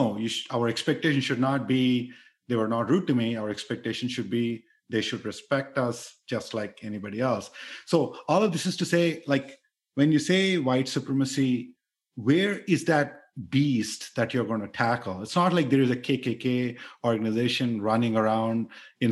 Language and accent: English; India; moved away as an adult; I grew up in India where there is lot of explicit conscious bias